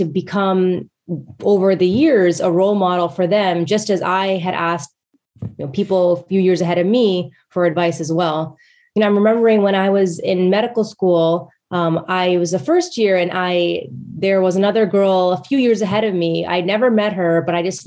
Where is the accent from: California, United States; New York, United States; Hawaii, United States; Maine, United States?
New York, United States; Westchester; moved away as an adult; I was actually born and raised in Westchester, New York